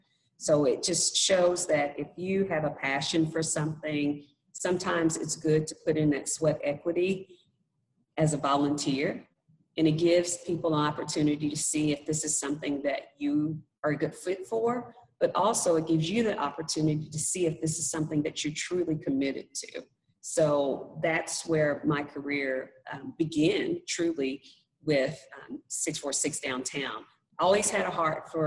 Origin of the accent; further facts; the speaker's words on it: Fort Smith, Arkansas, United States; moved away as an adult; come back to Fort Smith, my hometown, where I was born and raised, but I left for about 20 years and decided to come back